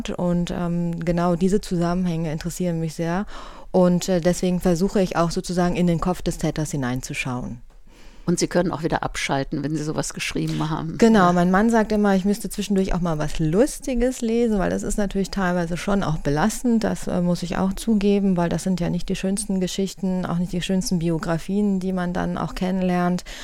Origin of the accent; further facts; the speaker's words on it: Cologne, North Rhine-Westphalia, Germany; born there; now in Bonn, Germany; ich bin tatsächlich in Köln geboren, bin Wahlbonnerin schon seit vielen Jahren